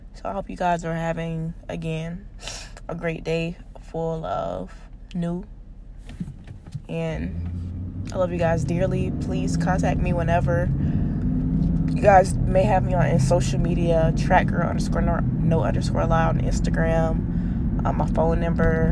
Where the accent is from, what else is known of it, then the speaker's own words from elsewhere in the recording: United States; we're from America